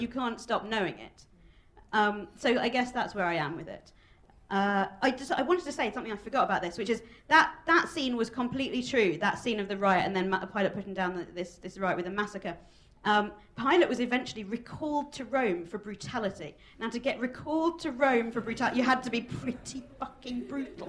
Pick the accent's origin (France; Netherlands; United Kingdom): United Kingdom; as a Jewish person growing up in Britain